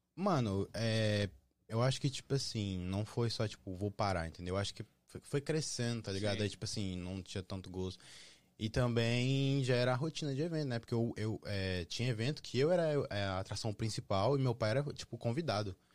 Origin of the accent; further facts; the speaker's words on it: Brasília, Federal District, Brazil; now in United States; eu sou de Brasília